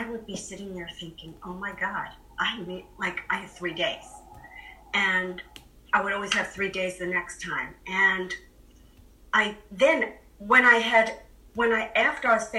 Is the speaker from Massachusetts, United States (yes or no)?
yes; Boston, Massachusetts, United States; I'm from Boston